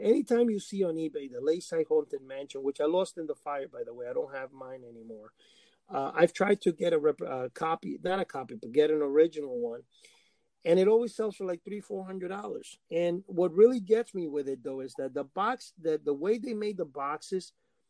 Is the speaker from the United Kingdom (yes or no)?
no; Cuba; English is a second language; growing up in Cuba, when I was very small in a farm